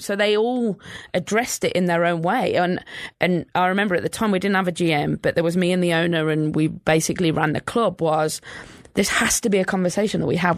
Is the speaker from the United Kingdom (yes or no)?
yes; England, United Kingdom; I think growing up in England